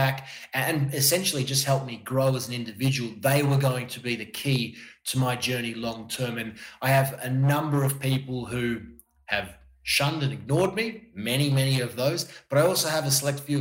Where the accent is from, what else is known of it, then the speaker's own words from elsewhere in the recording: Melbourne, Victoria, Australia; moved away as an adult; also born or lived in Miami / Qatar / New York; now in Milan, Italy; back to Melbourne for a little bit where I'm from